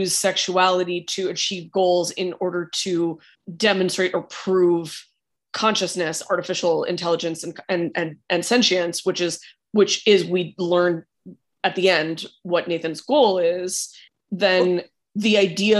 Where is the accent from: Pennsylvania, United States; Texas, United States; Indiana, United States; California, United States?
California, United States; I'm from California